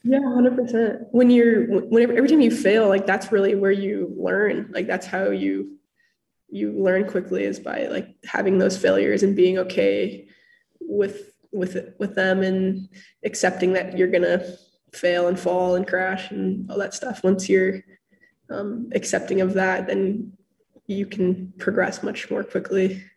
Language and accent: English; Hood River, Oregon, United States; moved away as an adult; now in Bellingham, United States; I grew up in Hood River, Oregon